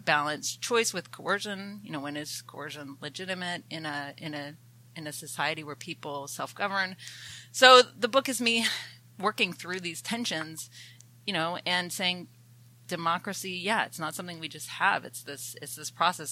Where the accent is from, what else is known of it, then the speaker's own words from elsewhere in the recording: Athens, Georgia, United States; also born or lived in Canada; I'm a Canadian who grew up in the American South, in the other Athens, Georgia